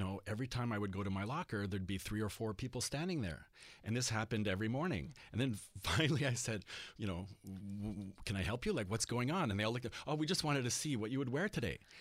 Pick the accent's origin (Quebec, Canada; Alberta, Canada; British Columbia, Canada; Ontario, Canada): Quebec, Canada; Montreal; growing up in Montreal and primarily being dressed by my French Acadian mother